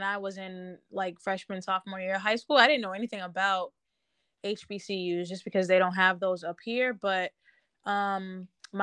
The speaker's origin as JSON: {"language": "English", "town": "Boston", "region": "Massachusetts", "country": "United States", "tie": "born or raised there", "also_born_or_lived": "Winston-Salem, North Carolina", "said": "I love being from Boston"}